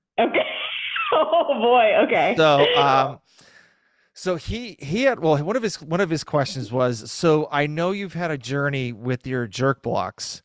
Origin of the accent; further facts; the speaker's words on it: East Coast, United States; I'm from the East Coast